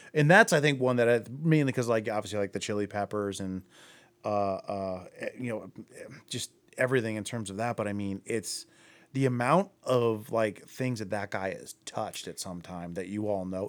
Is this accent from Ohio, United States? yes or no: yes; Akron, Ohio, United States; I'm from Akron